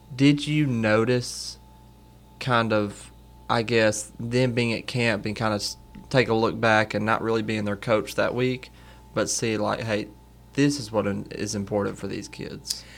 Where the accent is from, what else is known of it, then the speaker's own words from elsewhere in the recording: Hamburg, Arkansas, United States; growing up in Hamburg